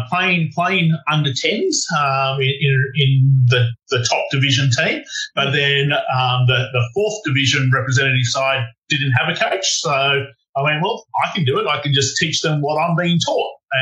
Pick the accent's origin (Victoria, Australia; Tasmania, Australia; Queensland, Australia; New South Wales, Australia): Victoria, Australia; Melbourne; So I grew up in Melbourne. So that's another city. We're up in Sydney at the moment.